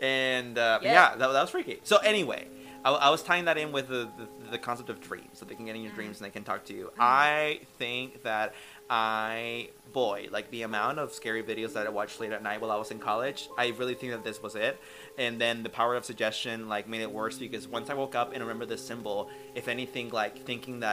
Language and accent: English; Northern California, United States; moved away; we are from California, up north. And by where we used to live, there was a mountain, Mount Shasta